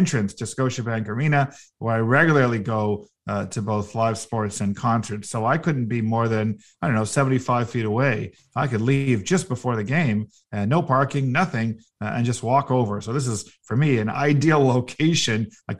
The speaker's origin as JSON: {"language": "English", "town": "Toronto", "region": "Ontario", "country": "Canada", "tie": "born or raised there", "said": "Well, I was born here in Toronto. So I was born at Mount Sinai Hospital in the late 60s."}